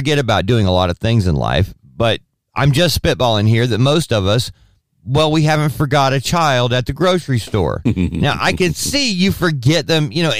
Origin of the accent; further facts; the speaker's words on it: United States; because I'm an American